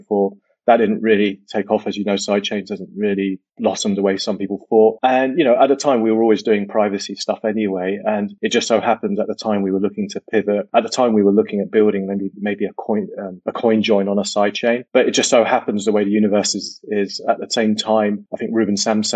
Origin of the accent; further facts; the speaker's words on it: United Kingdom; also born or lived in Silicon Valley, United States; I'm British, but I spent some time in the US, worked in Silicon Valley, then moved back to the UK